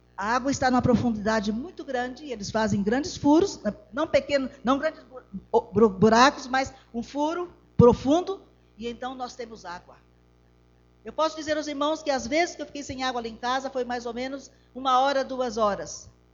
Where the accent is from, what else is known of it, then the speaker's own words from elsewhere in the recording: Brazil; moved away as an adult; also born or lived in Mozambique; now in Botswana; Somos brasileiros, somos apenas quatro adultos e uma criança